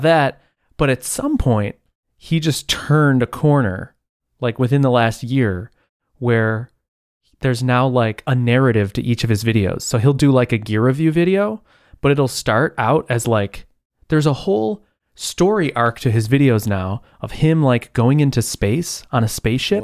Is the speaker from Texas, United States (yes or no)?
no; Buffalo, New York, United States; I'm from Buffalo.